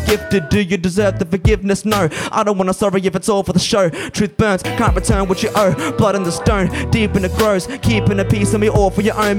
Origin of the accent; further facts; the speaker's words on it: Logan City, Queensland, Australia; I was born and raised in Logan City, on Newganbeh country.